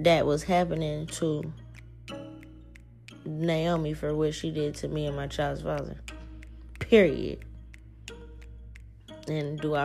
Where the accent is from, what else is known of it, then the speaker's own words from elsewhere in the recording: New Orleans, Louisiana, United States; now in Seattle, United States; I'm not even from Seattle, dog. Like, I'm from New Orleans